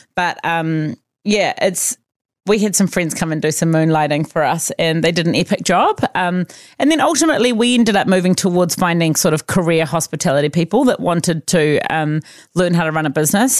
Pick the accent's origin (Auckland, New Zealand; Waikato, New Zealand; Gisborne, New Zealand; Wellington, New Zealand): Auckland, New Zealand; also born or lived in Otago; I grew up in Auckland